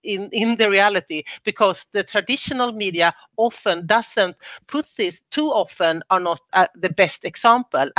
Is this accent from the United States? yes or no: no; Sweden; I'm from Sweden